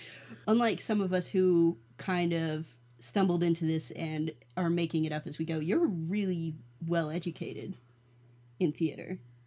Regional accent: Asheville, North Carolina, United States; my hometown in Asheville, North Carolina

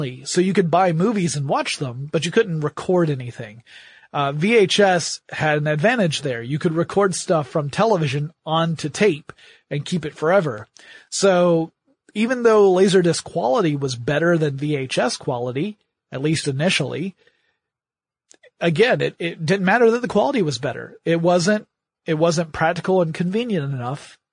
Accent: Atlanta, Georgia, United States; my hometown of Atlanta, Georgia

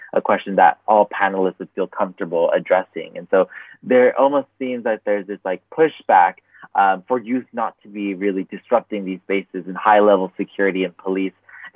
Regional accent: Los Angeles, California, United States; I am originally from Los Angeles, California, also known as Tongva Land. And at a young age, I grew up in a low-income area.

